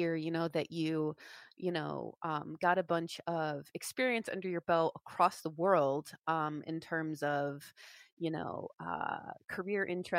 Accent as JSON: {"language": "English", "town": "Syracuse", "region": "New York", "country": "United States", "tie": "born or raised there", "said": "I grew up in Syracuse"}